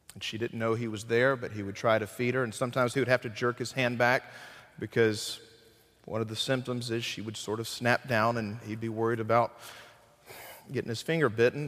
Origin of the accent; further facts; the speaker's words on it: Burlington, North Carolina, United States; moved away; also born or lived in Graham; my hometown of Burlington